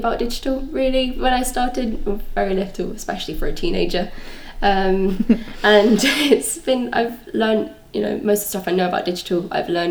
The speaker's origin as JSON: {"language": "English", "town": "Brighton", "region": "South East England", "country": "United Kingdom", "tie": "born or raised there", "said": "growing up in Brighton, I've always lived in Brighton"}